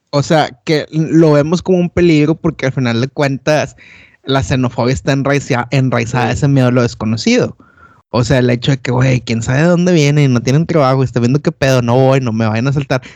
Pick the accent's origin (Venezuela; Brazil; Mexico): Mexico; Monterrey, Nuevo León; moved away as an adult; now in London, United Kingdom; yo soy de Monterrey